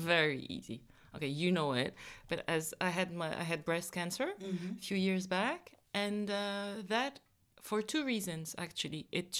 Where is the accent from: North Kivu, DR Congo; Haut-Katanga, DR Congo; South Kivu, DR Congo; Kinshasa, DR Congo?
Kinshasa, DR Congo; I was born in Kinshasa, in the DRC, in Congo